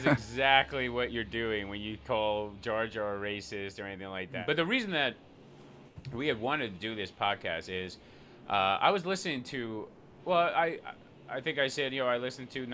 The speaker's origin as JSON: {"language": "English", "country": "Iceland", "tie": "born or raised there", "said": "I grew up in Iceland"}